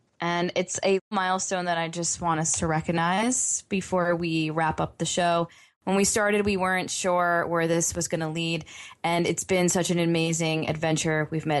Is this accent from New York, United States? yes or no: yes; Long Island, New York, United States; now in Buffalo, United States; I'm originally from Long Island, New York, but I now live in the Buffalo, New York area.